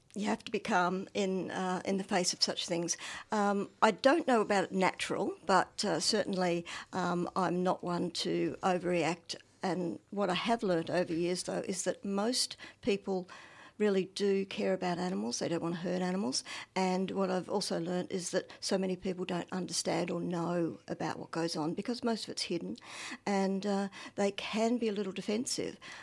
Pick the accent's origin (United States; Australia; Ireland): Australia; Northern Victoria; I'm from Northern Victoria. Um, my family were farmers, are farmers, so I, yes, but my first, well, two decades or so on a dairy farm